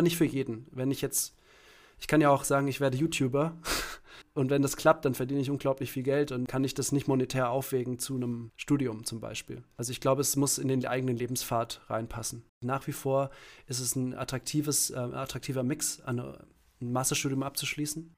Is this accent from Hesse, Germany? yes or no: yes; Langgöns, Hesse, Germany; moved away as an adult; also born or lived in Berlin / Kassel; ich bin, ähm, geboren und aufgewachsen in einem kleinen Ort, ähm, in Hessen